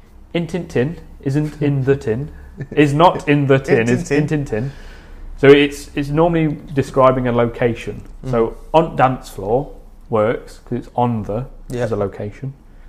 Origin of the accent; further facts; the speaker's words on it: Kirkby-in-Ashfield, East Midlands, United Kingdom; accent: Midlands; moved away as an adult; now in South of England, United Kingdom; my best mate, who I grew up with in Kirkby, which is a small town near Mansfield, which is... It's a really small place.